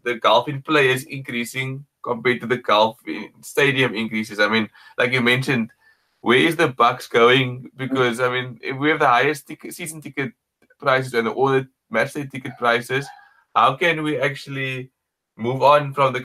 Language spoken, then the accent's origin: English; Cape Town, Western Cape, South Africa; I'm from Cape Town